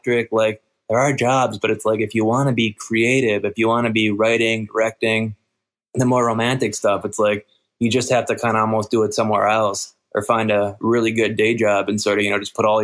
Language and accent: English; Minnesota, United States; moved away as an adult; also born or lived in Los Angeles, United States; I grew up in Minnesota, and then I moved to L.A. to go to school